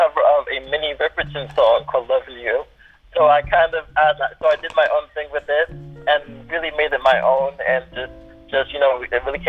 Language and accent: English; Central Islip, New York, United States; a producer from my hometown, which is Central Islip, New York.